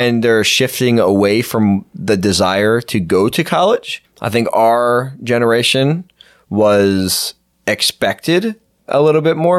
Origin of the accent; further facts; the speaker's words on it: Pennsylvania, United States; I grew up in Pennsylvania